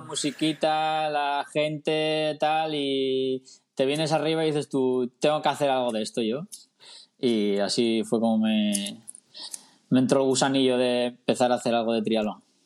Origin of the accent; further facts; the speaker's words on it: Tineo, Asturias, Spain; also born or lived in Mallorca; now in Gijón, Spain; soy asturiano, vivo en, en, Gijón, pero soy de Tineo